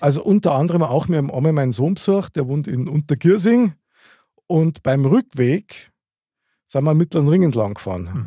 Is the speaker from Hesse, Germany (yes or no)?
no; Munich, Bavaria, Germany; Ich bin in der Nähe vom Stiegelmeierplatz aufgewachsen